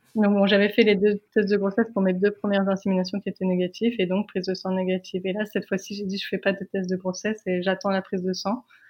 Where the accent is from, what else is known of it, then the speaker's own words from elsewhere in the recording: France; nous, on est française.